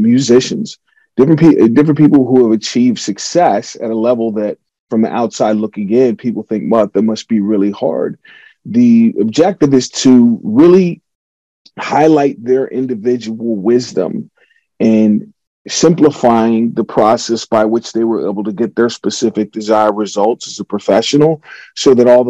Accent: Pittsburgh, Pennsylvania, United States; becoming a Super Bowl champion with my hometown team

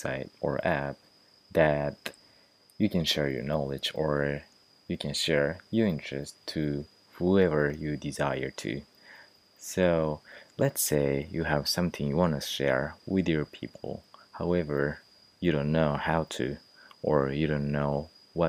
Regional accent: Japan; I'm from Japan

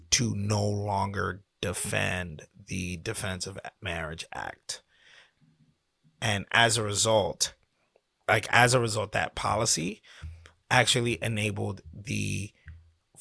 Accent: New York City, New York, United States; accent: Brooklyn; I'm from Brooklyn.

